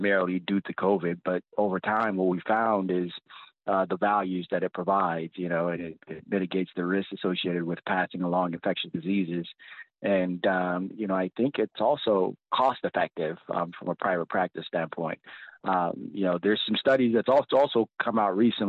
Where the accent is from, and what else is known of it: Compton, California, United States; born or raised there; also born or lived in Nigeria; now in Washington, United States